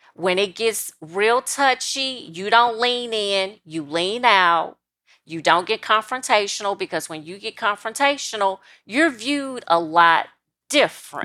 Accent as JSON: {"language": "English", "region": "South Louisiana", "country": "United States", "said": "South Louisiana. So I'm sixty miles outside of New Orleans and thirty miles from the state capital of Louisiana, which is Baton Rouge"}